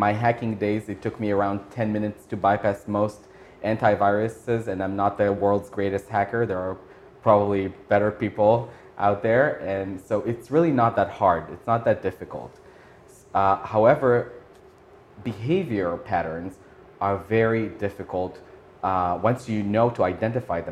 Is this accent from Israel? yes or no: yes; Israel; moved away as an adult; now in Tokyo, Japan; growing up in Israel and serving, in the military there